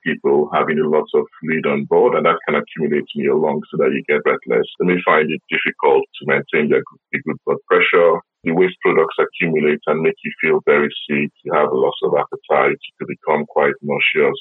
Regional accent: Nigeria; now in South West England, United Kingdom; I'm based in the Southwest. You know, I'm originally from Nigeria

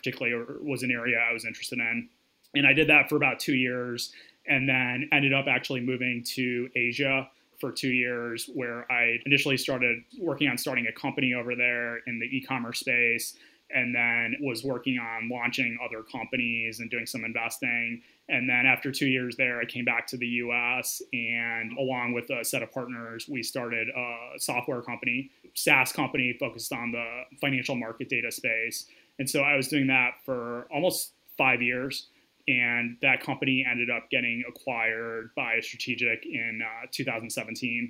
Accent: Grand Rapids, Michigan, United States; also born or lived in Ann Arbor, Michigan / Chicago; I was born and raised in the Midwest, spent most of my time before college in West Michigan and Grand Rapids.

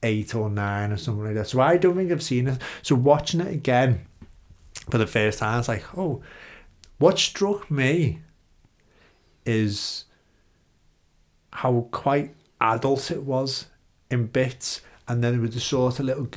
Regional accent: United Kingdom; for us being British

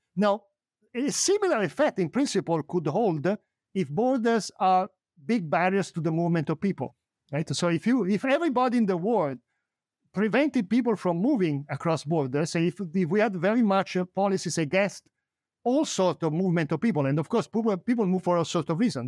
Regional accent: Italy; now in United States; I'm an immigrant. I was born in Italy. I moved to the United States.

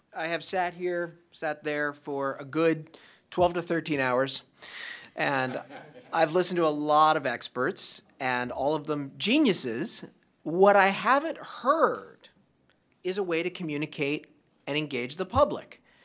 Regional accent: Santa Monica, California, United States; In my hometown of Santa Monica, California

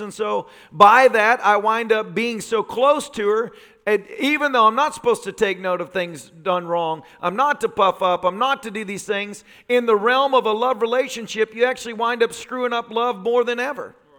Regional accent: the South, United States; growing up in the South

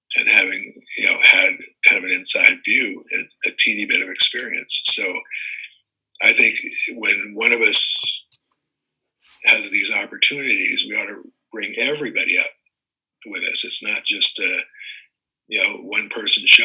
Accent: Washington, District of Columbia, United States; also born or lived in East Coast; now in Lake Tahoe, United States; I was born in Washington, D.C.

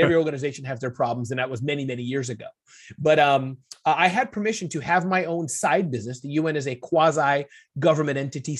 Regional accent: Midwest, United States; born there; But the summary of it is I was born in the Midwest, 2 great parents.

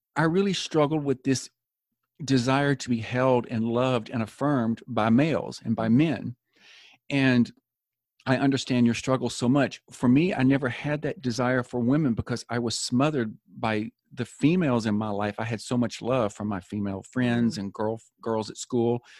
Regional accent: Tennessee, United States; moved away as an adult; also born or lived in Florida; my father was called to pastor a church in Florida, so we moved from Tennessee to Florida

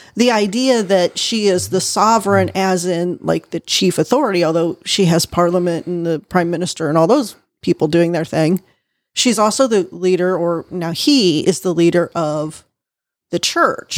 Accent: United States

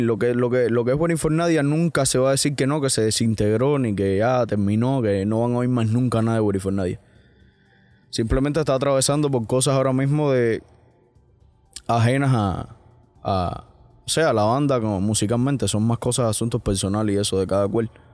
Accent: Cuba; now in United States; Yo, yo al final me siento cubano, cien por ciento

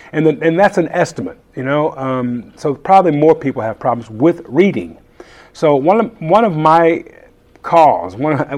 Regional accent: Conyers, Georgia, United States; also born or lived in San Francisco Bay Area; Conyers, Georgia.

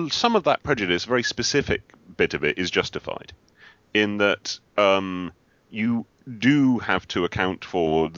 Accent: United Kingdom; being British

